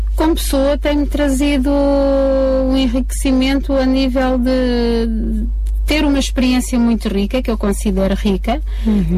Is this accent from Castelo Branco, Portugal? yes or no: yes; Covilhã, Castelo Branco, Portugal; Nós éramos da Beira Baixa, eh, eu nasci na, no Hospital da Covilhã.